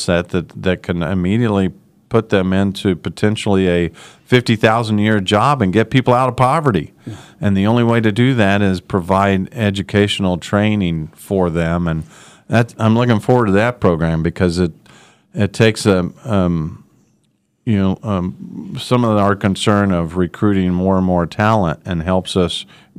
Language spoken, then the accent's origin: English; Wichita, Kansas, United States; I grew up in Wichita and love this city